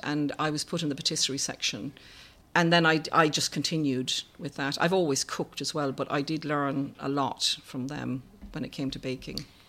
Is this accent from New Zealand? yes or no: no; Ireland; I was brought up in Ireland in the seventies